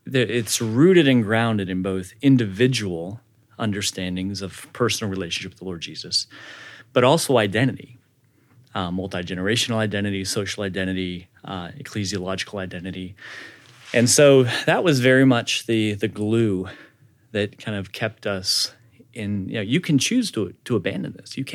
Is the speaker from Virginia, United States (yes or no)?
no; Lincoln, Nebraska, United States; born there; also born or lived in Dallas / Brazil; I was born in Lincoln, Nebraska.